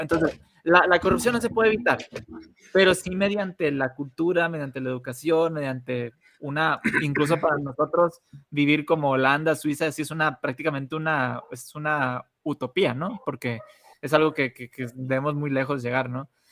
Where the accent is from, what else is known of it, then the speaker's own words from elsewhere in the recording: Mexico; nosotros tres como mexicanos